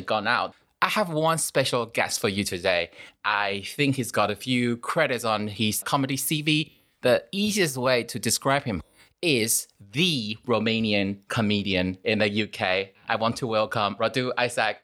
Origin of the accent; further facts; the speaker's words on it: Taipei, Taiwan; now in United Kingdom; I grew up in the capital city of Taiwan.